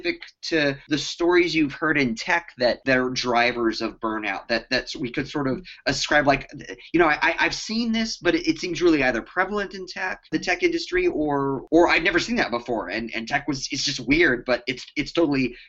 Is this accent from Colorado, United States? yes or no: yes; Colorado, United States; growing up in Colorado